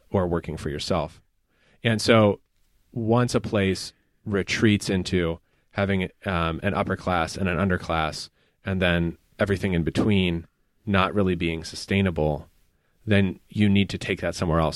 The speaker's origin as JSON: {"language": "English", "region": "Appalachia", "country": "United States", "said": "because I am from Appalachia, I have an ethnic self-conception."}